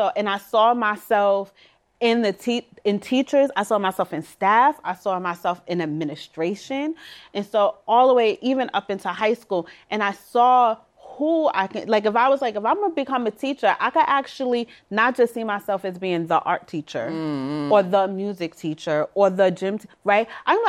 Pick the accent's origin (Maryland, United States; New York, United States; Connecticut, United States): New York, United States; Brooklyn; I'm from Brownsville, Brooklyn, still am.